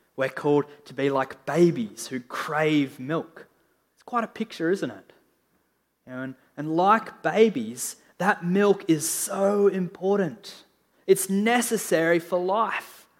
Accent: Australia; I'm an Australian

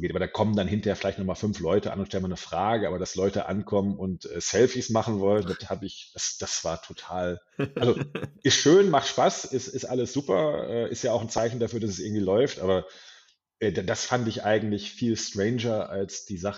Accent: Hamm, North Rhine-Westphalia, Germany; hier in meiner Heimat in Hamm, Westfalen stattfinden sollen, in einer wunderbaren äh, Metal-Kneipe namens Pirates.

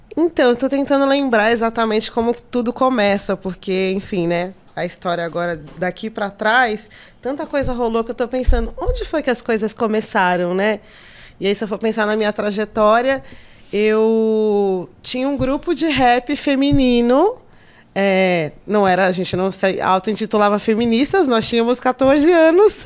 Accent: São Paulo, Brazil; also born or lived in Pernambuco; eu praticamente fui criada no Jardim Birapuera, assim, e eu gosto de ser cria do Jardim Birapuera, da Zona Sul.

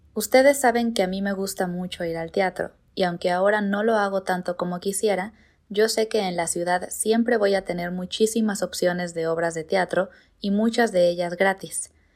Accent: Morelia, Michoacán, Mexico; now in Mexico City, Mexico; yo no nací en Ciudad de México, yo nací en otra ciudad llamada Morelia

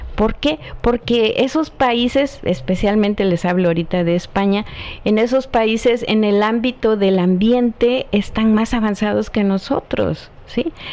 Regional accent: Chilpancingo, Guerrero, Mexico; mi tierra

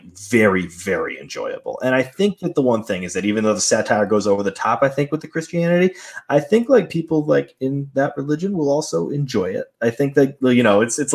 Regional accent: East Coast, United States; I was raised Catholic on the East Coast

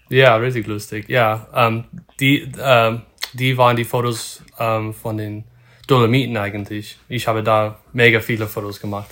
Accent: north of Sacramento, Northern California, United States; German is a second language; also born or lived in Lüneburg, Germany / Berlin, Germany; ich komme aus Nordkalifornien im Norden von Sacramento

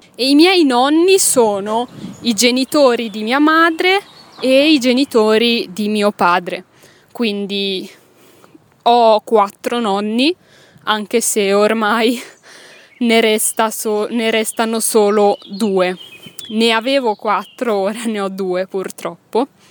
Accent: Milan, Lombardy, Italy; moved away as an adult; now in Belgium; sono italiana, che sono nata a Milano, ma non ti ho ancora detto che non vivo in Italia, ora. Non vivo in Italia, vivo in Belgio.

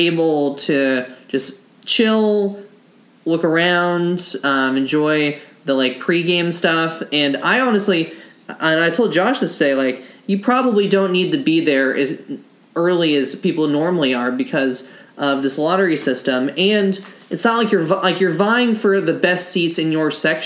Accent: Pennsylvania, United States; back home in my hometown of Pennsylvania

